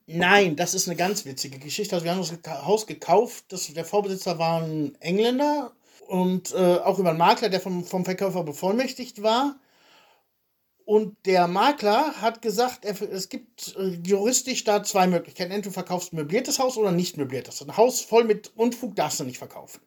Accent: Soest, North Rhine-Westphalia, Germany; moved away as an adult; also born or lived in Wilhelmshaven / Jena; now in Draganovo, Bulgaria; ich komme aus Soest

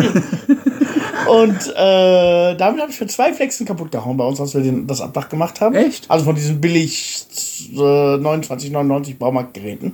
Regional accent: Germany; moved away as an adult; now in Bulgaria; als Deutscher

